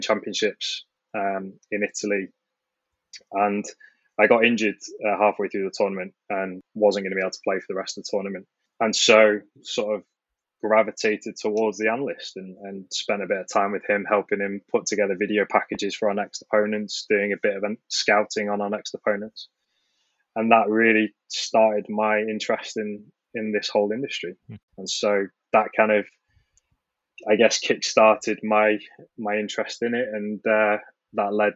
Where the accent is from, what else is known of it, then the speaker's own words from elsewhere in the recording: Manchester, North West England, United Kingdom; Growing up in Manchester, huge Manchester United fan